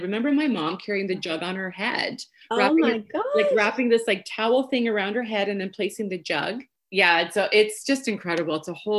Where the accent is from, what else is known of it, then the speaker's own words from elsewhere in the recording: Belleville, Ontario, Canada; also born or lived in Portugal; I moved to Canada from Portugal when I was 7. So the first 7 years of my life, I lived in Portugal. And then we moved my family. So there's 3 girls, my mom and dad, to Belleville, Ontario.